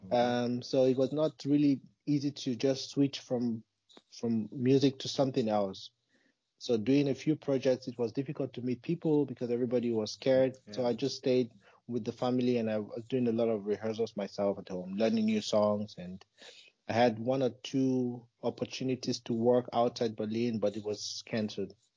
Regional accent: Nigeria; moved away as an adult; also born or lived in Malaysia; now in Germany; I'm originally from Nigeria. I was born in, in Nigeria, and I grew up there till I think I was 19

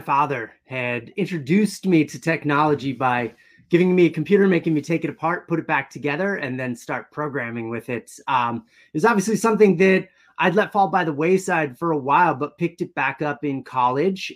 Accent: New Jersey, United States; moved away as an adult; also born or lived in Syracuse / San Diego; where I grew up in New Jersey

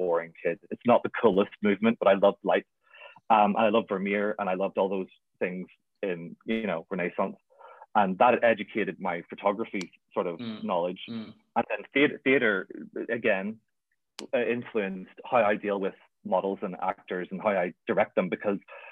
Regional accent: Belfast, Northern Ireland, United Kingdom; I'm from Belfast, so I'm very not anti-religion

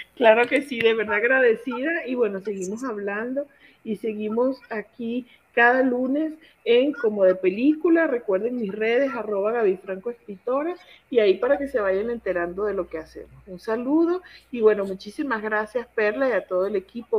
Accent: Venezuela; moved away as an adult; now in León, Mexico; cuando llegué de Venezuela, estamos acostumbrados a decir usted

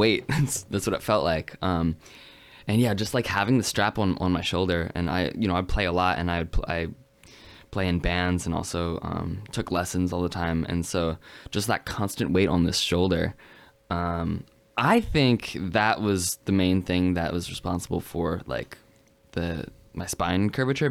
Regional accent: United States; I'm American.

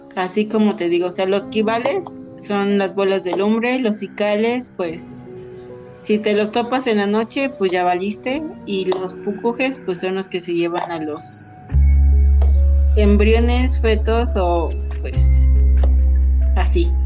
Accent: Mexico; de aquí de nuestro lindísimo país México

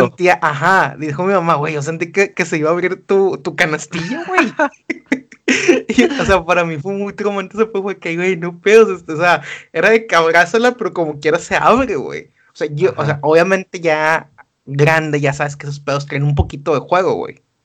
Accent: Monterrey, Nuevo León, Mexico; Monterrey, en México, tenemos formas que suenan un poco más bonitas

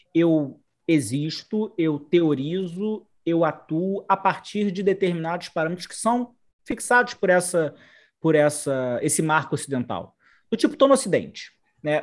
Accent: Brazil; eu sou um negro, por exemplo, brasileiro, né, existindo no Brasil

